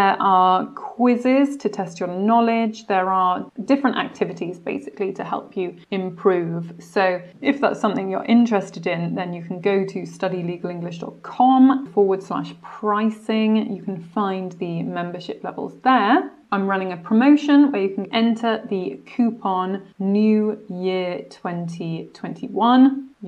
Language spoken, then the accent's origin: English; Wales, United Kingdom; accent: received pronunciation; I would say my accent is quite neutral, quite in line with received pronunciation. Why is that? It's because both of my parents are English, so I didn't pick up a Welsh accent. And because Monmouthshire is a very English part of Wales